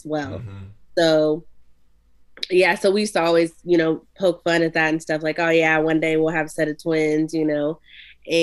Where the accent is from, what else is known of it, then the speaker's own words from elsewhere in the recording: Ohio, United States; we're from Ohio